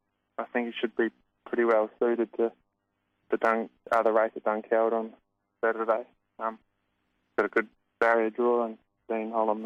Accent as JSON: {"language": "English", "town": "Hunterville", "region": "Manawatū-Whanganui", "country": "New Zealand", "tie": "born or raised there", "moved": "as an adult", "lives_now": "Victoria, Australia", "said": "So I was from a small town in New Zealand called Hunterville."}